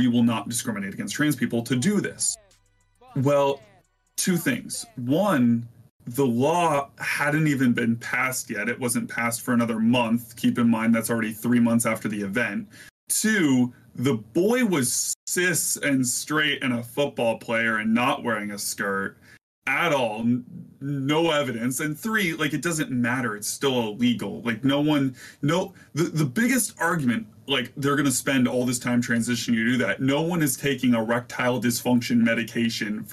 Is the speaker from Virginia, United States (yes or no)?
yes; Virginia, United States; moved away as an adult; now in Ohio, United States; I'm from Virginia and I recently moved to Ohio.